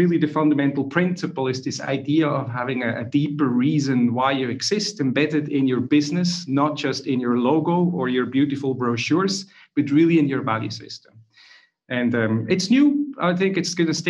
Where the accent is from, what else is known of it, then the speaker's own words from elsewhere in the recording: Switzerland; now in Zurich, Switzerland; if you wonder where I'm from, I'm Swiss in Zurich. My accent is not from Ireland or anywhere else, nor Dutch. I'm Swiss.